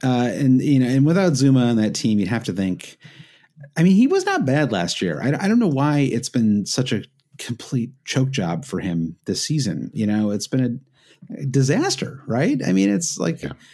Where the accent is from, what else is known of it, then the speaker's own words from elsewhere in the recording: Midwest, United States; an expression I grew up with in the Midwest